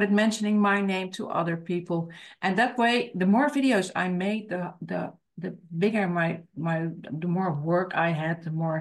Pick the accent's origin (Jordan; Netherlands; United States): Netherlands; English is a second language; I am from the Netherlands, so I live in the Netherlands